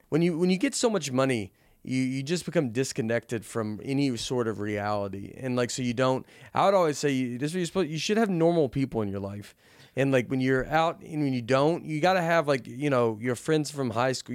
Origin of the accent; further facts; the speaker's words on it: Tennessee, United States; moved away; also born or lived in New York; I'm being from Tennessee